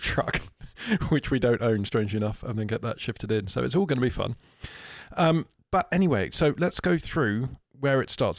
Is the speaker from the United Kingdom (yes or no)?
yes; United Kingdom; We're British.